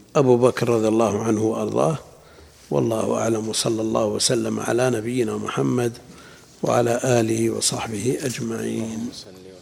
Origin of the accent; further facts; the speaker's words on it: Najd, Saudi Arabia; عندنا في نجد